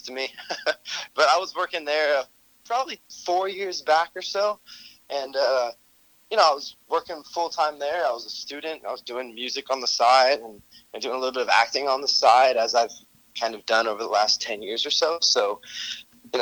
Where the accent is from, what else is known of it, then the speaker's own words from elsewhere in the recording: West Palm Beach, Florida, United States; I was born and raised in South Florida, West Palm Beach, to be specific